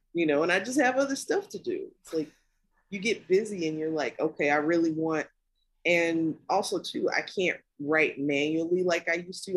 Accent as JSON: {"language": "English", "town": "Kankakee", "region": "Illinois", "country": "United States", "tie": "born or raised there", "moved": "yes", "said": "I grew up in Kankakee, Illinois"}